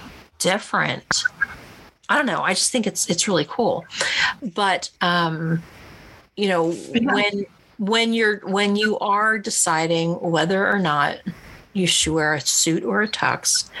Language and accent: English; East Coast, United States; moved away; I'm from the East Coast